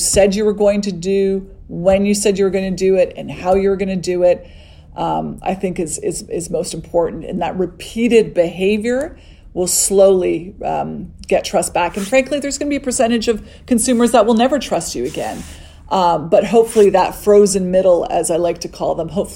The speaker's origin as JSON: {"language": "English", "country": "Canada", "said": "being Canadian"}